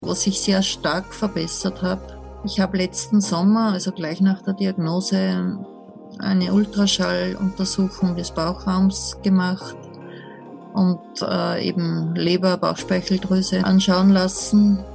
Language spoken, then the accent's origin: German; Upper Austria, Austria; ich komme aus Oberösterreich, aus einer Kleinstadt in der Nähe der deutschen Grenze